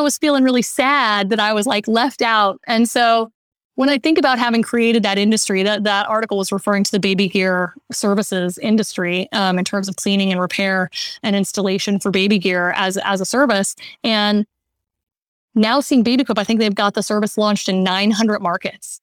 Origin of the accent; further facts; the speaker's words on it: Austin, Texas, United States; I grew up in Austin, Texas